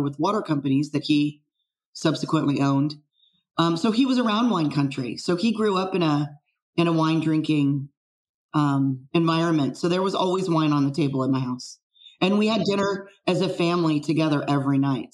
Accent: San Francisco Bay Area, Silicon Valley, California, United States; I'm actually a, a fifth generation San Francisco Bay Area native. Um, grew up here and uh, in Silicon Valley

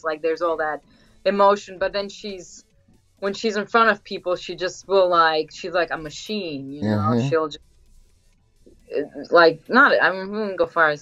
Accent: New York City, New York, United States; moved away; I grew up in Queens

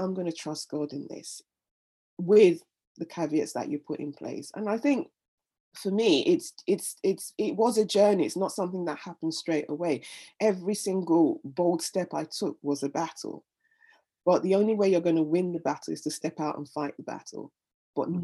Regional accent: Nigeria; moved away as an adult; now in London, United Kingdom; I was born in London, raised in Nigeria, and then came back to London when I was in my 20s

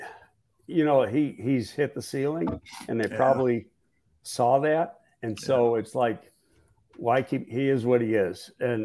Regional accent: Buffalo, New York, United States; moved away; from Buffalo, even though I'm working for the Giants, I'm from Buffalo.

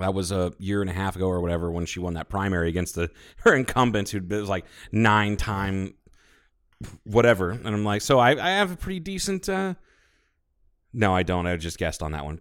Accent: United States

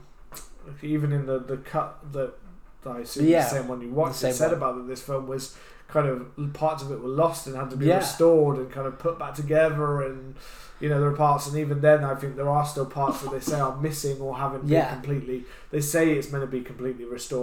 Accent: United Kingdom; we're British

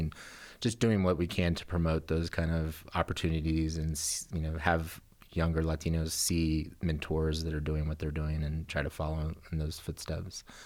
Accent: Texas, United States; moved away as an adult; also born or lived in California; now in Colorado, United States; I came from Texas. Uh, my family is from Texas. Both my parents were born in Texas, and, uh, so I'm Tejano.

